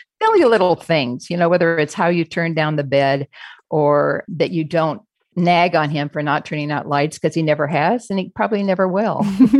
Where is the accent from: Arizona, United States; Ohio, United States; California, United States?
Arizona, United States; Phoenix; We're from Phoenix, Arizona, but we always make sure we get to see Julie and Johan and the kids.